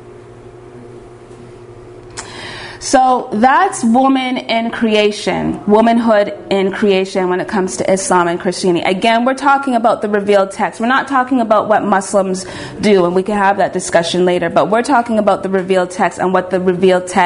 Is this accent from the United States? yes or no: no; Canada; I'm from Canada